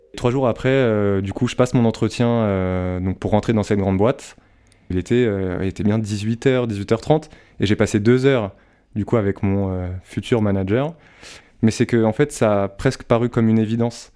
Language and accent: French; Val-de-Marne, Île-de-France, France; also born or lived in Châteauroux; suis né à Châteauroux, magnifique ville, soit dit en passant, et euh, j'ai grandi dans le Val-de-Marne avec mes parents et ma grande sœur